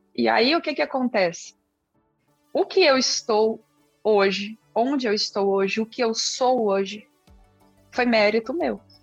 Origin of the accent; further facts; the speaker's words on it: Brazil; accent: mineira/goiana; first language Portuguese; also born or lived in Goiás; Bem mineira, né? Mineira barra goiana